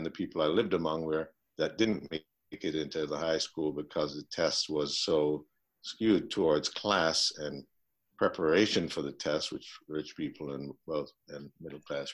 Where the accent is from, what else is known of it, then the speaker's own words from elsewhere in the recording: Jamaica; moved away as an adult; now in Minneapolis, United States; I'm from Jamaica